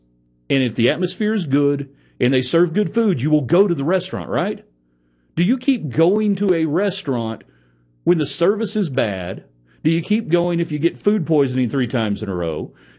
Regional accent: New Mexico, United States; I'm from New Mexico, and I introduced a bunch of hillbillies to real Mexican food.

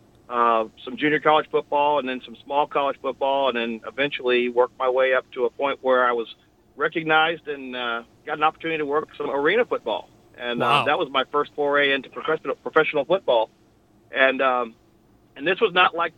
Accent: El Paso, Texas, United States; I enjoyed growing up in El Paso and attending Hanks

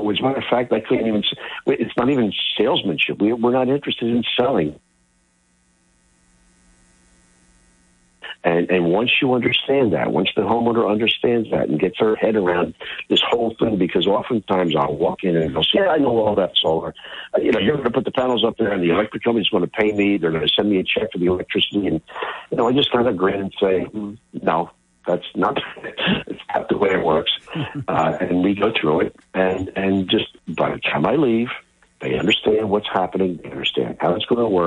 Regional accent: Philadelphia, Pennsylvania, United States; I grew up in Philly

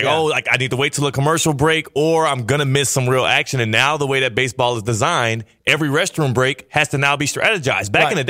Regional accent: Texas, United States; now in Florida, United States; That angers me as a Texan.

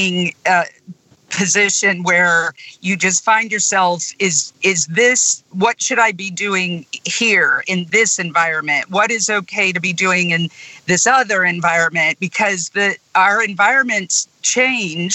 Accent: Elkhart, Indiana, United States; now in Jackson County, Mississippi, United States; my hometown of Elkhart, Indiana, near the Michigan line

